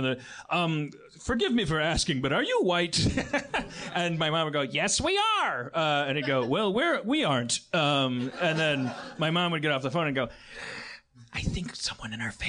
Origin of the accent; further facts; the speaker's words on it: Milwaukee, Wisconsin, United States; moved away; when I was growing up in Milwaukee